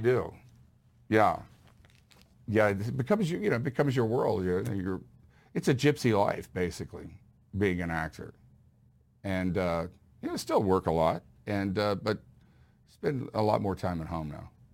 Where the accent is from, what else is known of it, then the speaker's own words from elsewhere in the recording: Houston, Texas, United States; I grew up in Houston